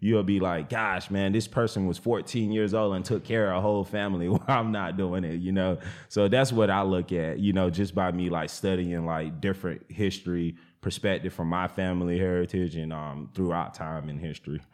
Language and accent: English; the South, United States; when I was growing up in the South, everybody had chicken coops.